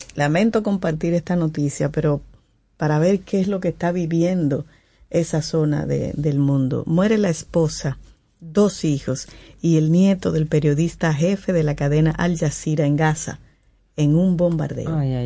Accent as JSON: {"language": "Spanish", "country": "Dominican Republic", "said": "como dominicano"}